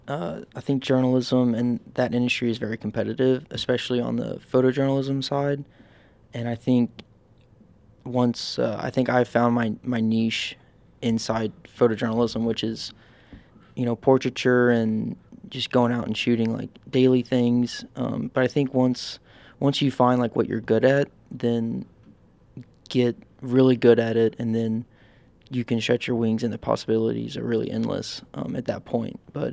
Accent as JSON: {"language": "English", "town": "Nashville", "region": "Tennessee", "country": "United States", "also_born_or_lived": "Bowling Green, Kentucky", "moved": "as an adult", "said": "I'm from Nashville, Tennessee."}